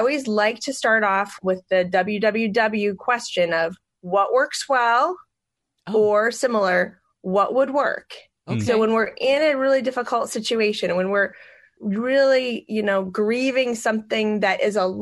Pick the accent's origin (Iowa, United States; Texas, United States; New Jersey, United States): Iowa, United States; Pella; I'm from Pella